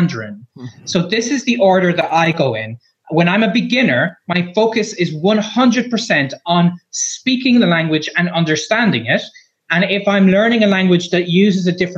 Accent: Ireland; I'm a blogger from Ireland

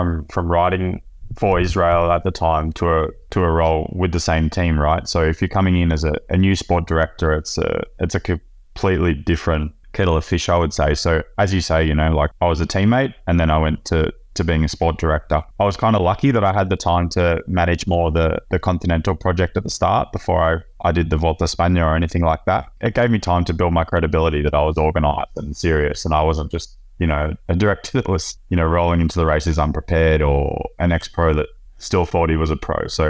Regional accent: Victoria, Australia; now in Europe; from Central Victoria. I've been living in Europe since 2007.

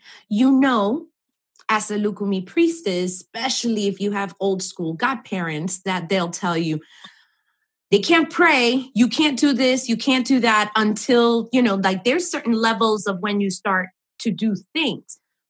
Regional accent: New York, United States; I'm from New York, as you know, we've spoken about this. So New York is fantastic because there are so many places that you can get classes

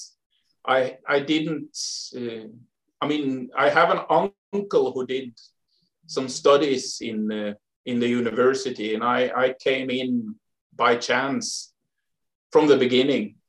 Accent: Sweden; moved away; I grew up in the forest, basically. Not middle of Sweden, but south of the middle of Sweden and to the west. In a small town.

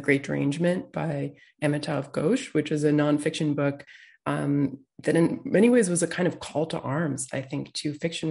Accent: Peterborough, New Hampshire, United States; moved away; I grew up in the town of Peterborough

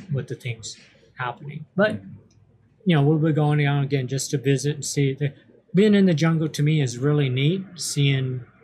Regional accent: California, United States; we're from the United States

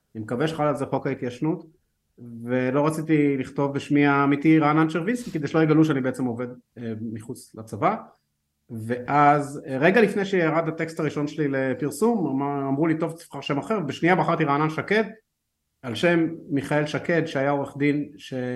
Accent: Haifa, Haifa District, Israel; אני גדלתי בחיפה

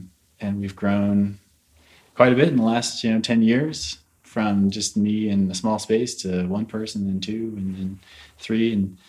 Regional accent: St. Louis, Missouri, United States; moved away as an adult; now in Boulder, United States; I'm from St. Louis originally.

